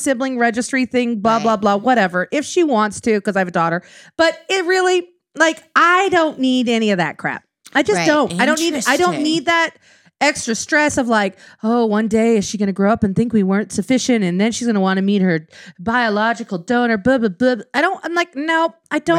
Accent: Wyoming, United States; moved away; we grew up in Wyoming

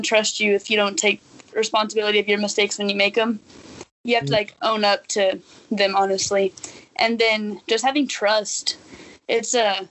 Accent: Amarillo, Texas, United States; moved away as an adult; also born or lived in Kansas; I'm from Amarillo, Texas, and currently I play soccer at Sterling College in Kansas.

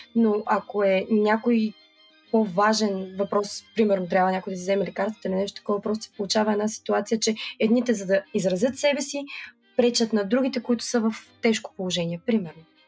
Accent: Burgas, Burgas Province, Bulgaria; аз съм от град Бургас

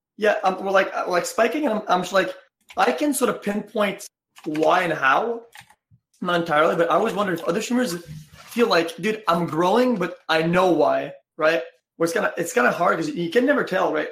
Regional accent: Quebec, Canada; I come from French Canada

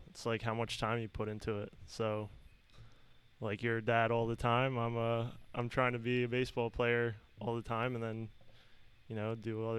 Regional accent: Danville, Pennsylvania, United States; born and raised in Danville.

